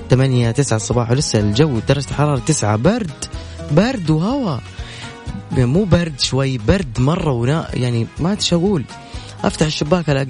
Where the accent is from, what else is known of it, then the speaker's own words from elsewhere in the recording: Yemen; انا يمنية يمنية